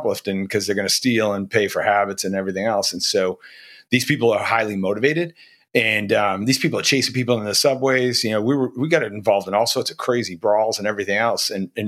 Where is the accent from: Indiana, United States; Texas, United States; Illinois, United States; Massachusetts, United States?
Massachusetts, United States; So I grew up originally in Rosendale, and then out in Westwood.